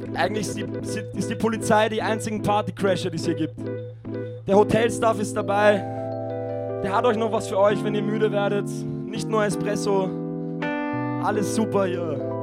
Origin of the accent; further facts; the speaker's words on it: Vienna, Austria; bei uns in Wien